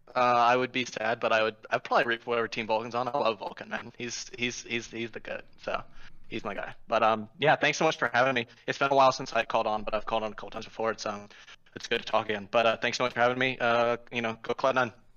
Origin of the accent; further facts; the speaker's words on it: Richmond, Virginia, United States; moved away as an adult; now in Fairfax, United States; I'm from Richmond, Virginia, but I'm calling from Fairfax. I go to a college there